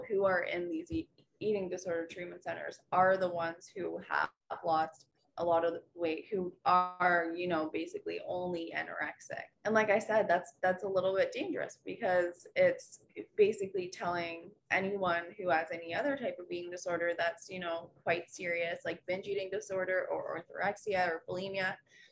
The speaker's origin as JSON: {"language": "English", "town": "Rockville", "country": "United States", "tie": "born or raised there", "said": "my hometown of Rockville"}